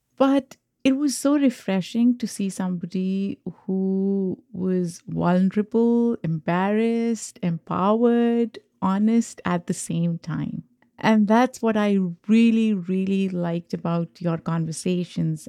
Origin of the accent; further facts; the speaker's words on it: Pakistan; moved away as an adult; now in United States; I'm an immigrant. I grew up in Pakistan. I have an accent